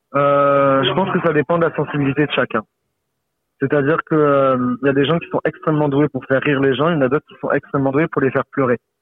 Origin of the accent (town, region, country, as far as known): Saint-Laurent-de-la-Salanque, Occitania, France; born or raised there